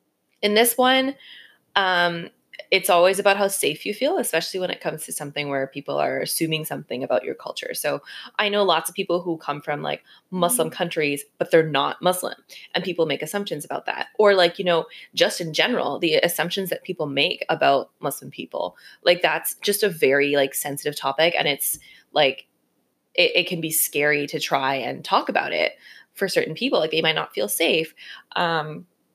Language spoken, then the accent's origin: English; Canada; I grew up in Canada